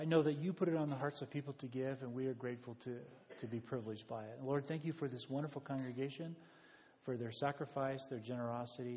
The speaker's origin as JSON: {"language": "English", "country": "United States", "said": "as an American"}